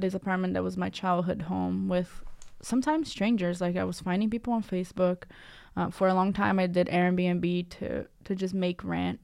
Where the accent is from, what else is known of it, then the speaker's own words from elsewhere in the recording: Cambridge, Massachusetts, United States; I grew up in Cambridge, uh, Massachusetts